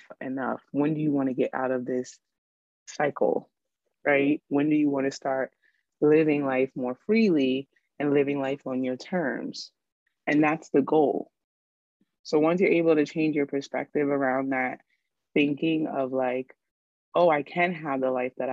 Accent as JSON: {"language": "English", "town": "New York City", "region": "New York", "country": "United States", "tie": "born or raised there", "said": "growing up in New York City"}